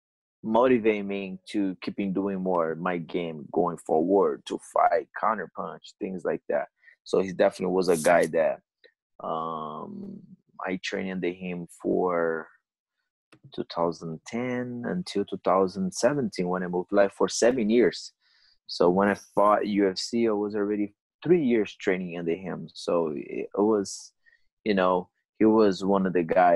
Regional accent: São Paulo, Brazil; moved away; it was in São Paulo, my hometown.

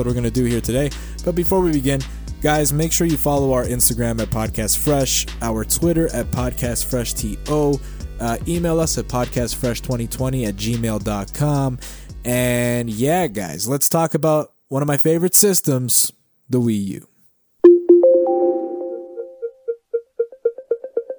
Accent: Canada; I am a Canadian citizen

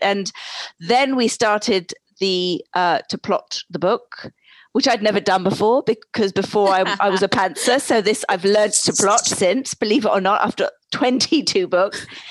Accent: England, United Kingdom; accent: British; also born or lived in East Coast, United States; now in United States; I was originally born in England

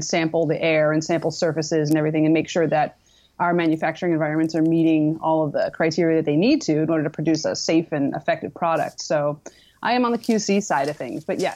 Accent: East Coast, United States; moved away as an adult; now in San Diego, United States; I'm originally from the East Coast

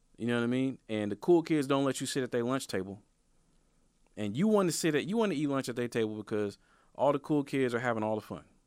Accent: Portland, Oregon, United States; I'm from Northeast Portland, bro. I'm from Northeast Portland.

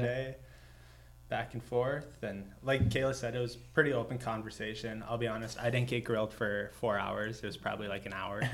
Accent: Underwood, Minnesota, United States; moved away as an adult; I'm a 25 year old from. Uh, Fergus Falls area originally, really small town of Underwood, Minnesota

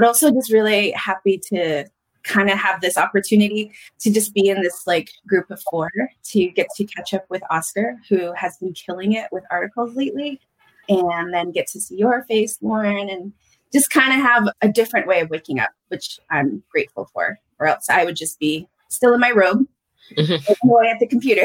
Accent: United States; now in Albuquerque, United States; from the Nation, the Navajo Nation. Grew up there, live here in Albuquerque, New Mexico

